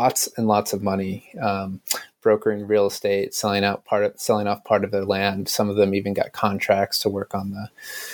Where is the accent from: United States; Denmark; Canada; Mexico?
United States; being a foreigner and being American